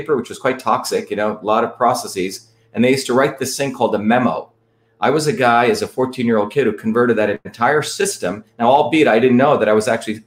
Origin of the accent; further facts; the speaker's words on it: India; moved away; I grew up in India where my grandparents were traditional farmers, sustainable farmers